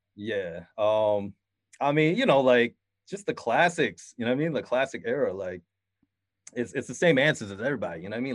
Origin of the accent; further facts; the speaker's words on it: Syracuse, New York, United States; also born or lived in Queens, New York; I grew up in Syracuse, New York